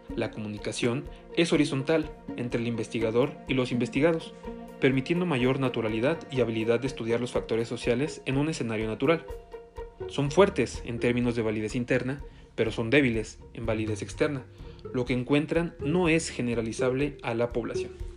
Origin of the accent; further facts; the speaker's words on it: State of Mexico, Mexico; soy del Estado de México